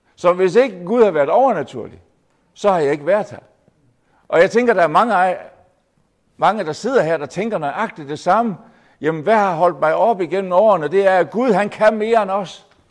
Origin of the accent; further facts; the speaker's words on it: Jutland, Denmark; kommer jeg så fra det lyse Jylland